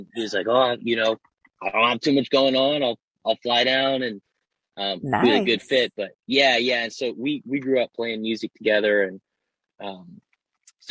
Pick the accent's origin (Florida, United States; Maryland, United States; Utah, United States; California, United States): Maryland, United States; Baltimore; I'm from Baltimore